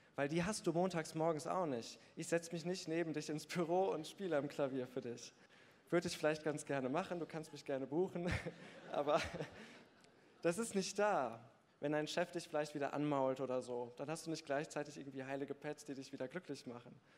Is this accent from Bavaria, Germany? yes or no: no; Bergneustadt, North Rhine-Westphalia, Germany; Ich bin in Bergneustadt groß geworden